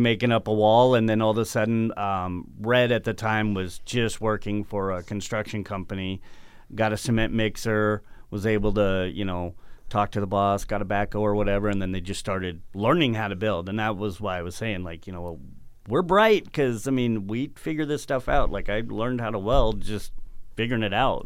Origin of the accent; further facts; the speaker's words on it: Arizona, United States; I grew up in Arizona